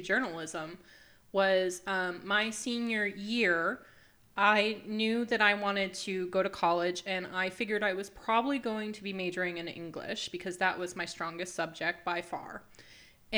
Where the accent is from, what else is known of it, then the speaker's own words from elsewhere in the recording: New Ipswich, New Hampshire, United States; I grew up in New Ipswich. I'm a local girl